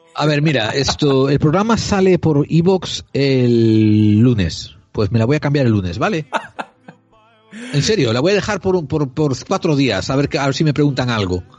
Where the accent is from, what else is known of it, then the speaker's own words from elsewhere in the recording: Spain; como español